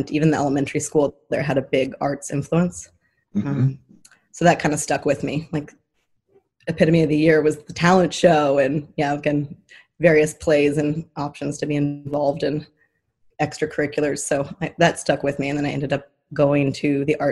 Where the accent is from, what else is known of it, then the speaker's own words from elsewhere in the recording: Idyllwild, California, United States; I was born and raised in a little town called Idyllwild, California